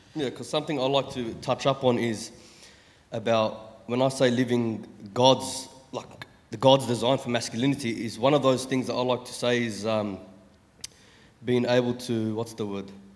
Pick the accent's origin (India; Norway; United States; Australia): Australia; Sydney, New South Wales; I'm 27, from Sydney, Chester Hill